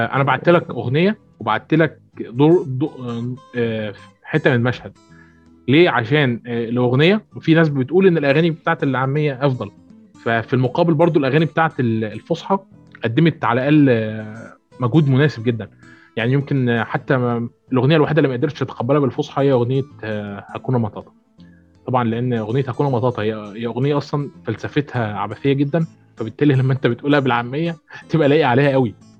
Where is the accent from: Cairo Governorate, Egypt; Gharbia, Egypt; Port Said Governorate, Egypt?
Port Said Governorate, Egypt; Port Said; انا من بورسعيد